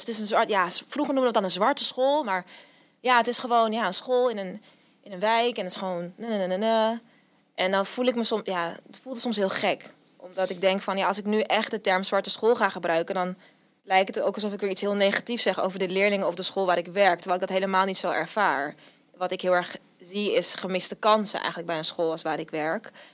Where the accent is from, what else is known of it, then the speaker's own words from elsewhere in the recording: Amsterdam, North Holland, Netherlands; ik kom uit Amsterdam.